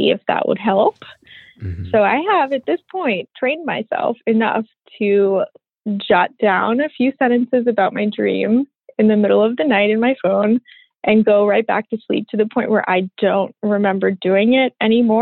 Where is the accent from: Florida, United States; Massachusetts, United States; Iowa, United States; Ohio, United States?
Massachusetts, United States; Boston; moved away; I grew up in Boston, but I don't live there anymore